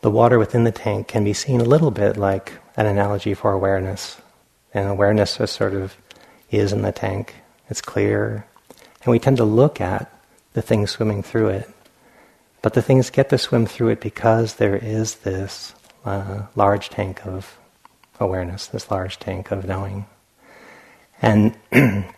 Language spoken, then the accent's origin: English; Providence, Rhode Island, United States; when I was a child, growing up in Providence, Rhode Island